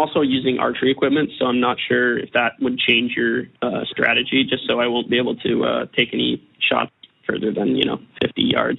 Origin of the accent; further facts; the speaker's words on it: Washington, United States; I'm from Washington.